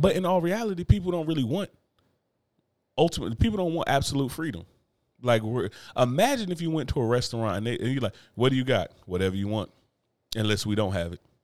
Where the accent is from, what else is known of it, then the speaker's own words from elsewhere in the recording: New Jersey, United States; moved away; my home state of New Jersey.